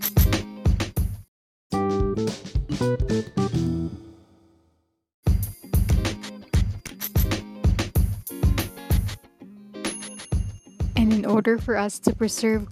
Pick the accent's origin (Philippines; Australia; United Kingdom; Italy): Philippines; as a Filipino, we are very upholding with culture.